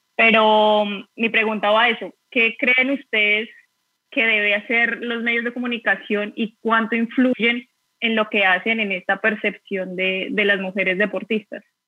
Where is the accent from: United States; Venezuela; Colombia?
Colombia; Bogotá; moved away as an adult; now in Seville, Spain; soy de Bogotá, actualmente vivo en Sevilla